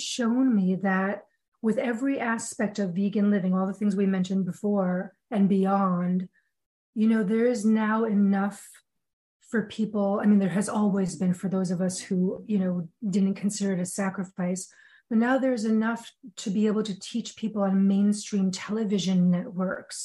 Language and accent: English; New York, United States; I'm a New Yorker